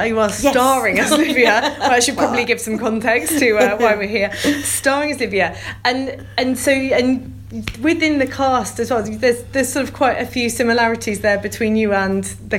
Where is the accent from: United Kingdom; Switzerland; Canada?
United Kingdom; St Albans, East of England; growing up in St Alban's